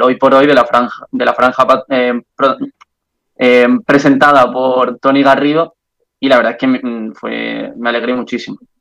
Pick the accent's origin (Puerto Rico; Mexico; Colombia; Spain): Spain; Andalusia; accent: Andalusian; moved away as an adult; now in Brussels, Belgium; acento andaluz